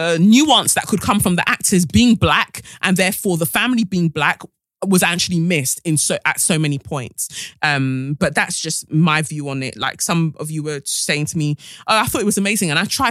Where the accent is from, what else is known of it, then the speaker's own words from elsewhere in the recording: London, United Kingdom; Growing up in London, white people have been extremely racist to me.